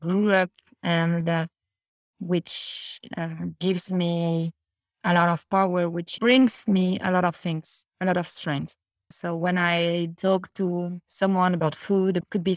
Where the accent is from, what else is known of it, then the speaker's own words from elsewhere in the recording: Paris, Île-de-France, France; English is a second language; I'm coming from Paris, but all my family is coming from the south of France